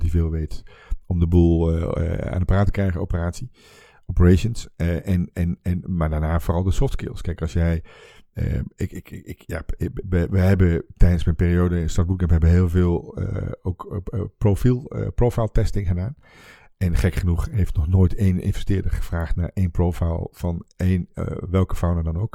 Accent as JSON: {"language": "Dutch", "area": "Twente", "region": "Overijssel", "country": "Netherlands", "moved": "yes", "said": "dan ben ik eigenlijk teruggegaan naar waar ik vandaan kom, Twente."}